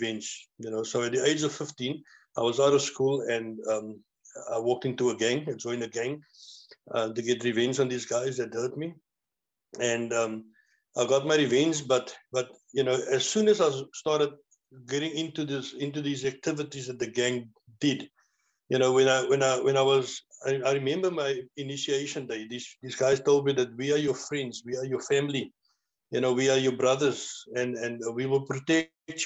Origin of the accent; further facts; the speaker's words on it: Cape Town, Western Cape, South Africa; moved away as an adult; now in George, South Africa; I'm originally from Cape Town, born and bred in Manenberg